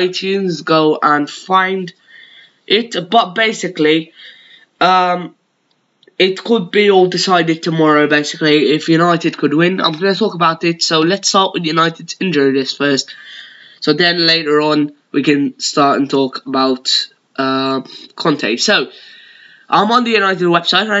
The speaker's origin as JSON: {"language": "English", "country": "Malta", "accent": "Maltese", "said": "my native Maltese accent"}